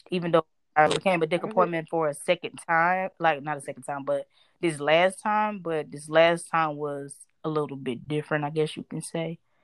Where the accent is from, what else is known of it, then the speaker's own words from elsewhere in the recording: Florida, United States; I'm from Florida